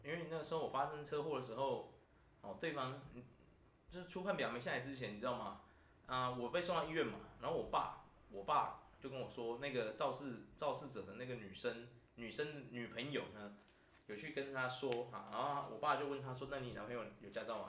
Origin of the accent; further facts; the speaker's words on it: Taiwan; 我们台湾人